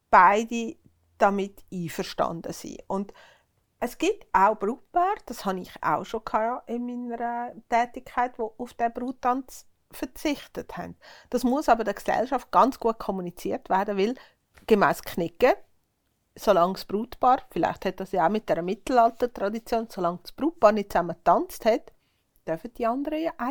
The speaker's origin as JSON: {"language": "German", "region": "Uri", "country": "Switzerland", "tie": "born or raised there", "said": "ich bin im Kanton Uri aufgewachsen, da hat es einfach dazu gehört, dass man einen Tanzkurs macht."}